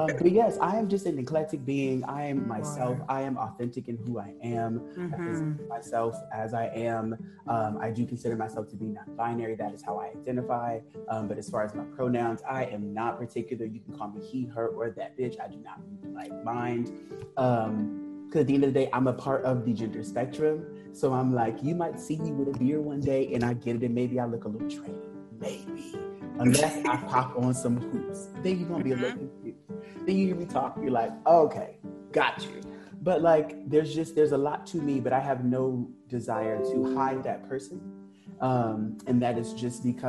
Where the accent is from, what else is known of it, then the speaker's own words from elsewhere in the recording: Los Angeles, California, United States; moved away as an adult; now in New York, United States; I am originally from Los Angeles, moved to New York almost 5 years ago